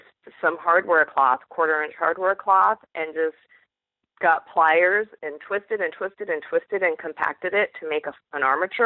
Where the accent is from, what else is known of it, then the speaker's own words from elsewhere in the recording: eastern Washington State, United States; moved away as an adult; also born or lived in San Jose, California; now in Michigan, United States; I grew up in Washington State, in eastern Washington, right near the Idaho border